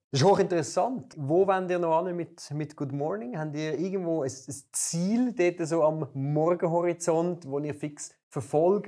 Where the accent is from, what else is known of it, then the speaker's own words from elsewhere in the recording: Volketswil, Zurich, Switzerland; Volkenzwil, wo ich herkomme